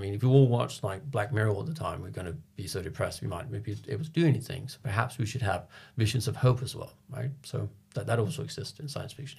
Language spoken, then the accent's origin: English; Copenhagen, Capital Region of Denmark, Denmark; moved away as an adult; now in London, United Kingdom; I'm from Copenhagen and I didn't grow up in Copenhagen. I've lived all over Denmark, but when I was 18, I moved back. So I'm a Copenhagen in that sense. But moving to London when I was like 26